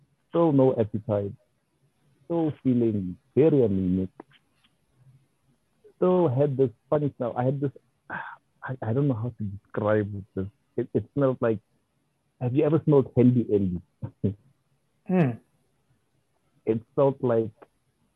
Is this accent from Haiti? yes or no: no; Pretoria, Gauteng, South Africa; moved away as an adult; also born or lived in Durban / Mpumalanga / Limpopo / Northern Cape; I grew up in Pretoria